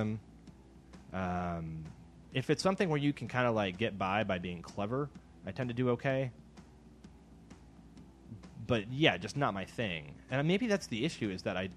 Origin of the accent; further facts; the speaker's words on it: Midwest, United States; moved away; I'm from the Midwest